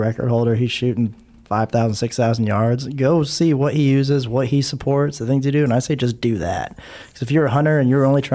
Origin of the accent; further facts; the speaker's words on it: Hawaii, United States; now in Texas, United States; I grew up in Hawaii. I live in Texas now